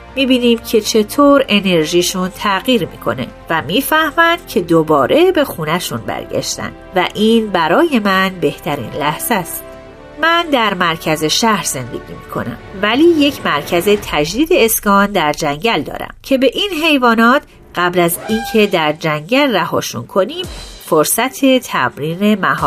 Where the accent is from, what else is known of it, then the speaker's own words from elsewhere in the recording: Netherlands; now in Suriname; من در هلند بزرگ شدم